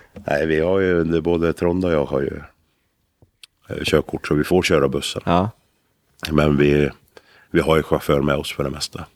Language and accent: Swedish; Älvdalen, Dalarna County, Sweden; vi kommer från Älvdalen